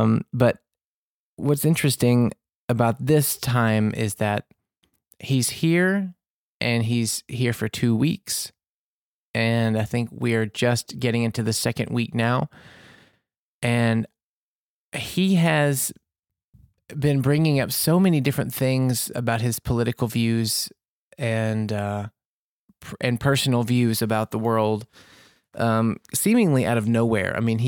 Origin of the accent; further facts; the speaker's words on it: Mississippi, United States; born there; also born or lived in Louisiana; I was born in Mississippi there, and we lived in Louisiana for a long time.